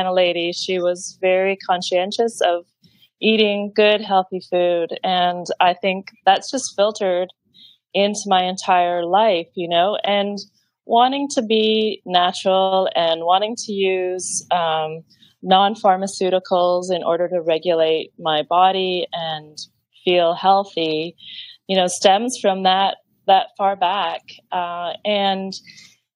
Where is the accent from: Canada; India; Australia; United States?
Canada; Lake Ontario; now in Hong Kong; I'm from Lake Ontario